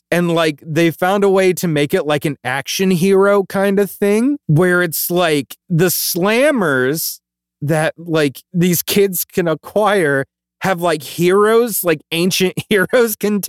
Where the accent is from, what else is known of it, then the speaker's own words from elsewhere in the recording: Hawaii, United States; That was something we had growing up in Hawaii, and it was just like, literally, it was like milk caps.